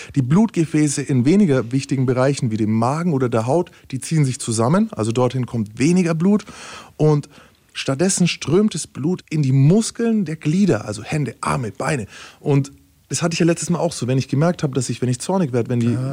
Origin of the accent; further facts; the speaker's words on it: Bavaria, Germany; wir sind ja aus Bayern